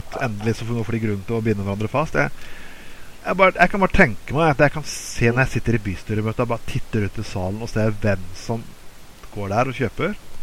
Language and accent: Norwegian; Bergen, Vestland, Norway; siden vi er bergensere